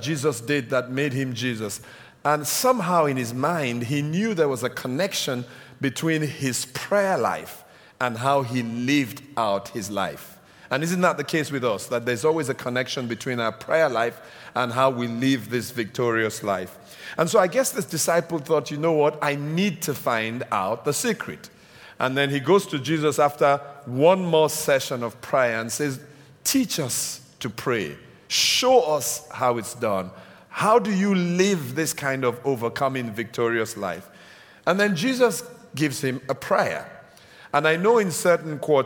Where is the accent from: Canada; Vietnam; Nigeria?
Nigeria; now in United Kingdom; I'm Nigerian by birth. I'm British now. Well, British Nigerian.